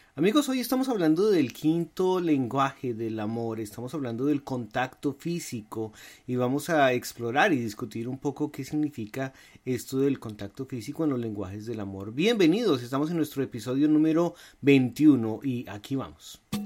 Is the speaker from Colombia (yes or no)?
yes; Colombia; moved away as an adult; now in United States; nosotros venimos de Colombia